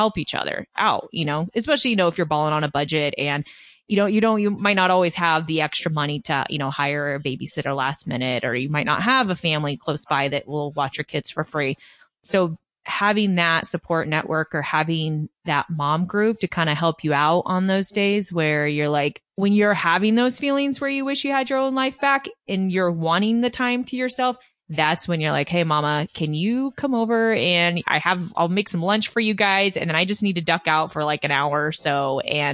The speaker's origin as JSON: {"language": "English", "region": "California", "country": "United States", "moved": "yes", "said": "I'm a transplant. I'm originally from California."}